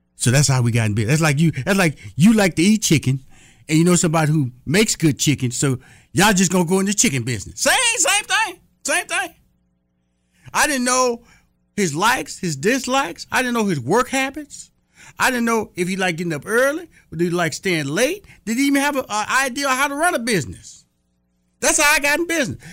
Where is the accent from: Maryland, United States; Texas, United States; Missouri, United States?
Texas, United States; I'm from Texas